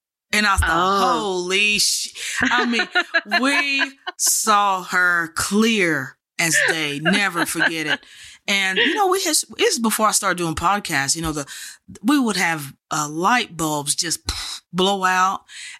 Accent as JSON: {"language": "English", "region": "Texas", "country": "United States", "said": "I'm from Texas, you know."}